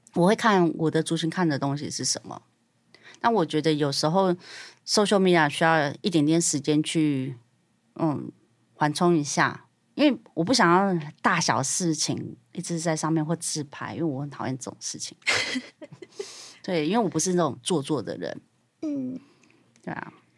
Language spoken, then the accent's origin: Chinese; Taiwan; 我是台湾人